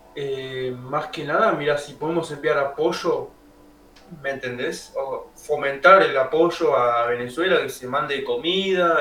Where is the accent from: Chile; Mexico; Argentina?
Argentina; como argentino